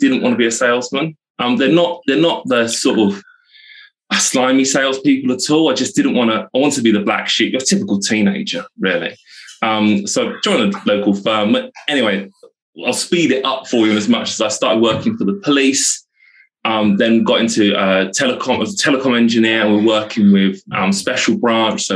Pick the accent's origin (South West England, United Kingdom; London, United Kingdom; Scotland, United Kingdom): South West England, United Kingdom; Devon; I'm born and bred in Devon, in the southwest. I'm in the house I was brought up in now.